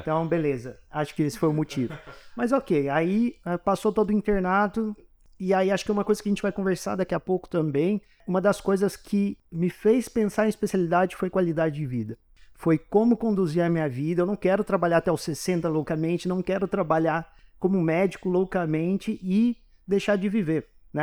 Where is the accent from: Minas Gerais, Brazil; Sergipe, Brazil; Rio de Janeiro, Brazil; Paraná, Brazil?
Minas Gerais, Brazil; Poços de Caldas; moved away as an adult; now in São Paulo, Brazil; eu sou de Poços de Caldas, não sou daqui de São Paulo estudar, estudei a minha vida toda lá